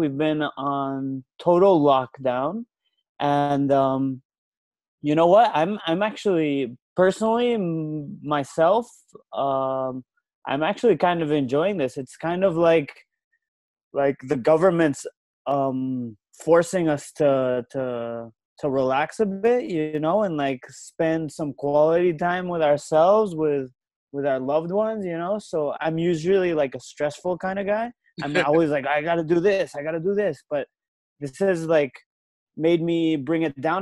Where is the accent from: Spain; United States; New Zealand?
Spain; born or raised there; also born or lived in Manila, Philippines / Taiwan